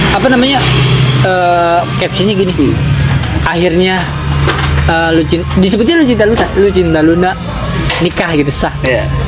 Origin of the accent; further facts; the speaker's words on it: East Java, Indonesia; also born or lived in Setu, Bekasi; now in Bekasi, Indonesia; gue juga orang Jawa Timur